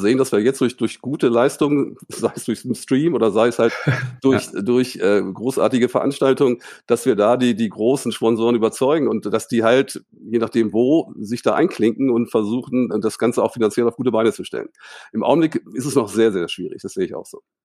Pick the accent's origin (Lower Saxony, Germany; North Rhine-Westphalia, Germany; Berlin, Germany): Lower Saxony, Germany; Hildesheim; moved away as an adult; also born or lived in Cologne; ich bin in Hildesheim aufgewachsen